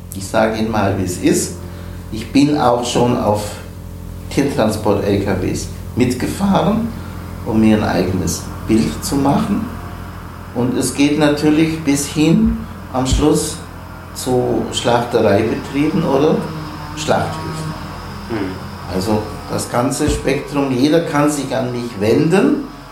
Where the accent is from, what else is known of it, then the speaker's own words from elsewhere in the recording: the Bavarian mountains, Germany; now in Kiel, Germany; Ich stamme aus den Bayerischen Bergen. Ich sage immer, mein Leben begann bei etwas über 1000 Höhenmetern